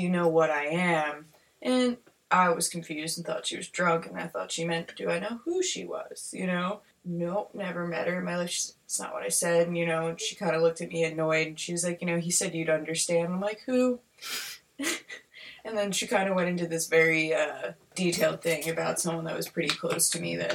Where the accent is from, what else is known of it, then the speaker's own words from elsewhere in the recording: Pennsylvania, United States; We all come from different parts of Pennsylvania